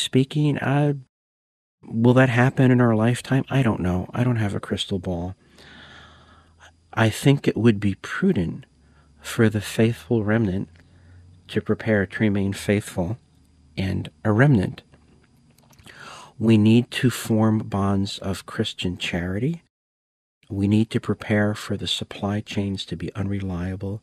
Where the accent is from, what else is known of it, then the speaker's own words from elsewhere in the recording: United States; I'm an American